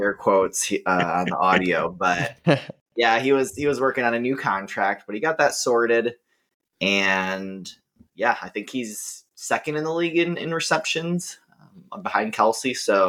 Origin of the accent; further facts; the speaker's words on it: Minnesota, United States; now in Austin, United States; While I'm originally from Minnesota, I do now live in Austin, Texas